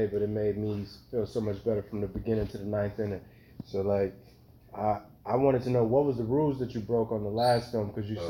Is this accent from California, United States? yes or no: no; Houston, Texas, United States; I'm here from Houston, Texas, and Northside Homestead.